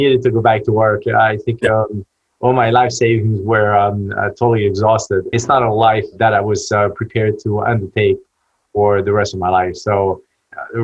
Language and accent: English; Paris, Île-de-France, France; moved away as an adult; now in United States; I was born and raised in Paris